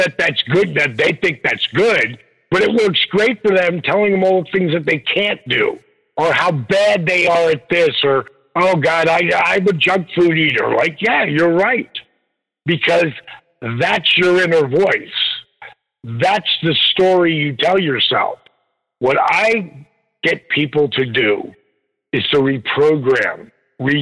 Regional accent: Jersey Shore, New Jersey, United States; I grew up on the Jersey Shore.

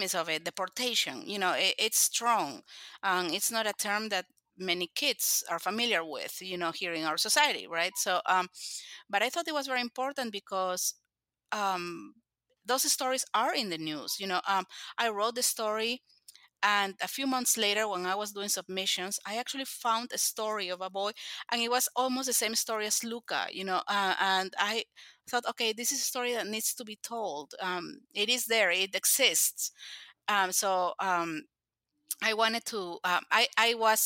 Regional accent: Lima, Peru; now in Oklahoma, United States; I live in Oklahoma. I am originally from Peru

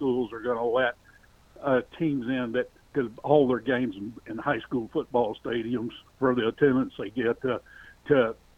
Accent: Texas, United States; now in Nebraska, United States; I've been in Nebraska since 1972, but I'm originally from Texas.

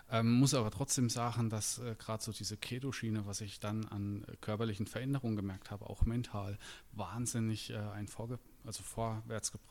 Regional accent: Schweinfurt, Bavaria, Germany; ich komme aus Schweinfurt, bin äh, 34 Jahre alt

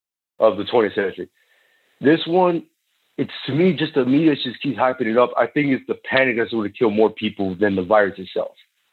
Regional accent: Florida, United States; And I'm from Florida, so I'm sitting there treating it like a hurricane.

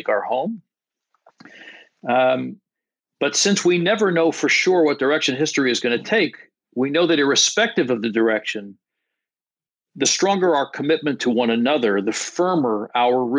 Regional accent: New York area, United States; I'm born and raised in the New York area

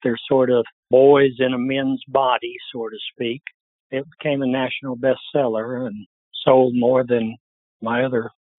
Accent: Alabama, United States; I come from Alabama, not Harvard.

